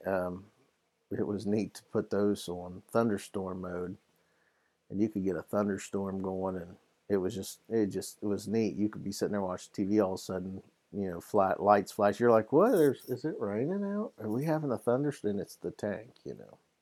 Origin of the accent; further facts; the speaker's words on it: Ohio, United States; I'm from Ohio